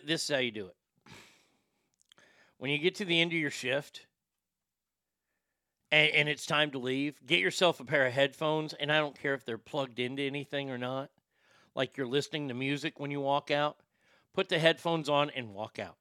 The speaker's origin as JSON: {"language": "English", "region": "Texas", "country": "United States", "tie": "born or raised there", "said": "I love living in my home state of Texas"}